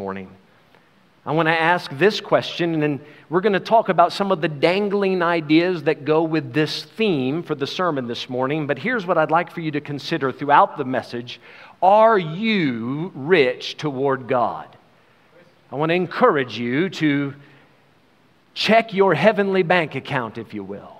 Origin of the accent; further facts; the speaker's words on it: United States; now in South Africa; We are American citizens